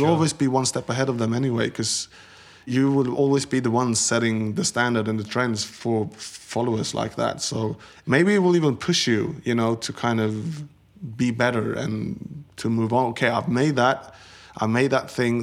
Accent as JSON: {"language": "English", "country": "Sweden", "tie": "born or raised there", "moved": "as an adult", "said": "Growing up in Sweden in the 70s and 80s"}